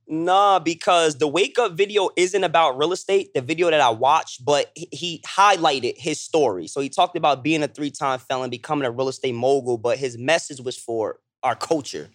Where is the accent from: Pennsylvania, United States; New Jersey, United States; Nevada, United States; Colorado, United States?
New Jersey, United States; Toms River; also born or lived in Lakewood, New Jersey; I'm from South Jersey. I'm from Tom's River, Lakewood, New Jersey